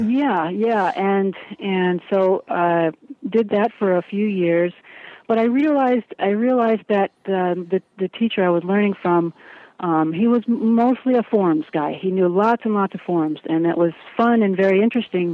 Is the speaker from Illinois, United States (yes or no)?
yes; Chicago, Illinois, United States; I grew up in the Chicago area um, in the 70s